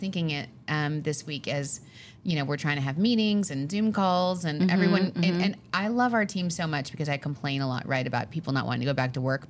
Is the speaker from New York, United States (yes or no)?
yes; Long Island, New York, United States; We're from Long Island, so we say, how you doing? How you doing?